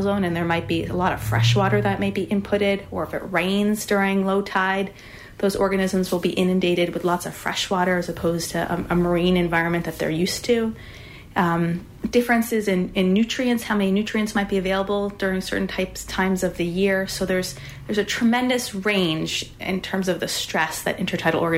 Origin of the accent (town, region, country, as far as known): suburbs of New York City, United States; born or raised there